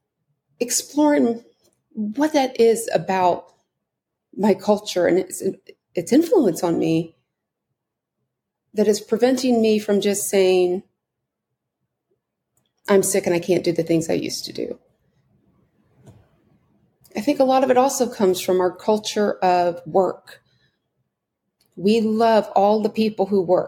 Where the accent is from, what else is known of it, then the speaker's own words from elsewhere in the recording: United States; my being an American